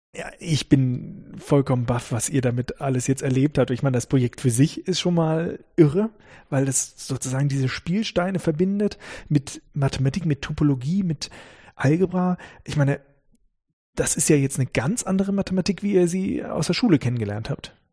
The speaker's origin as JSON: {"language": "German", "region": "Northern Germany", "country": "Germany", "moved": "yes", "lives_now": "Karlsruhe, Germany", "said": "ich komme aus Norddeutschland"}